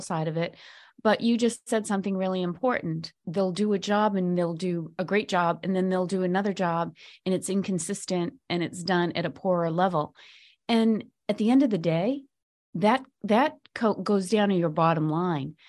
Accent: Boston, Massachusetts, United States; I'm from Boston

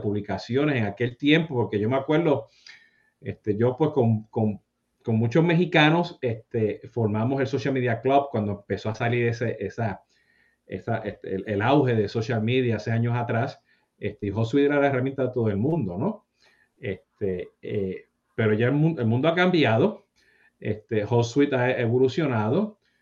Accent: Puerto Rico; now in South Florida, United States; yo siendo boricua

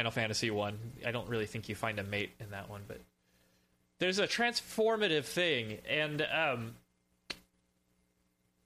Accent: South Texas, United States; I grew up in South Texas. We eat deer

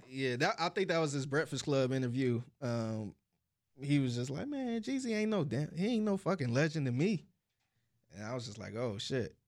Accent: Cleveland, Ohio, United States; I'm from Cleveland

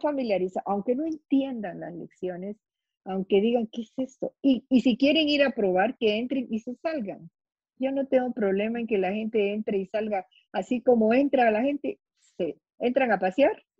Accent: Guatemala; yo soy guatemalteca

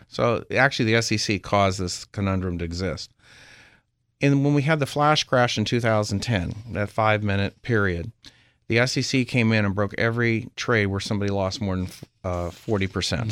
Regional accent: Berkeley, California, United States; also born or lived in Nevada; now in Palm Beach, United States; I'm originally from Berkeley

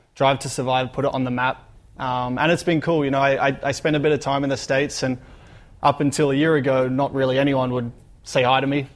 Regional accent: Australia; growing up in Australia, you know, growing up with sunshine and uh, you know, live close to the beach

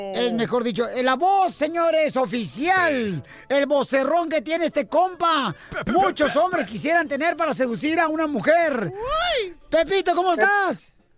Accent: Ocotlán, Jalisco, Mexico; moved away; allá en Ocotlán, Jalisco, en mi tierra natal

